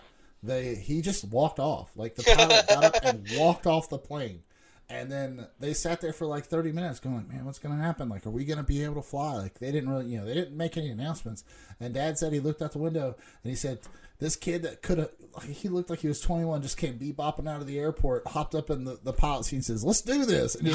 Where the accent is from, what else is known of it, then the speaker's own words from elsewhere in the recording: United States; as an American